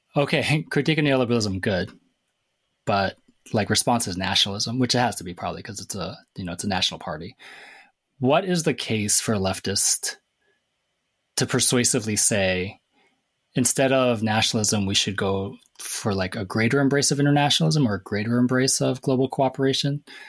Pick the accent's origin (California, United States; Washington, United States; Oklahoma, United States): Washington, United States; Everett; I'm from Everett, Washington